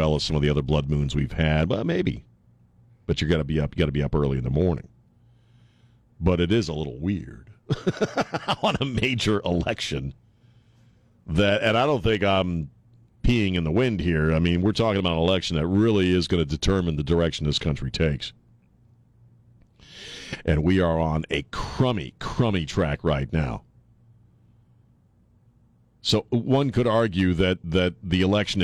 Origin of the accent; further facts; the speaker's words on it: Maryland, United States; moved away; I would follow the Orioles when I was growing up in Maryland